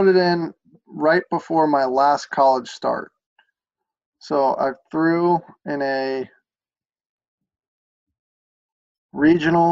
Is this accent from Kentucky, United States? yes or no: yes; Lexington, Kentucky, United States; I'm from Lexington and obviously played at Kentucky